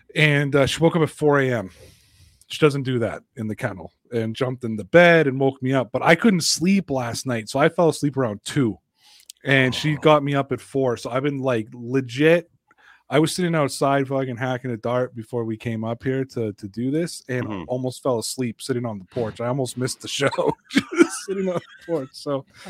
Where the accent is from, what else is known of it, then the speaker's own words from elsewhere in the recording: Canada; I'm Canadian